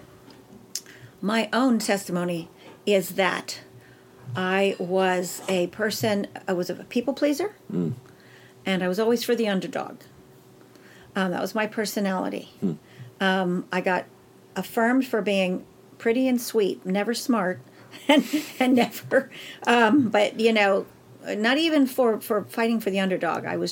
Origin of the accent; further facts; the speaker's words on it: Temple, Pennsylvania, United States; now in Pittsburgh, United States; I grew up in Temple, Pennsylvania, Berks County, in a German Mennonite home